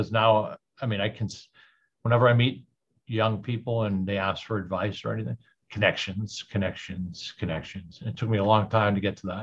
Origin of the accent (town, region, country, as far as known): Boston, Massachusetts, United States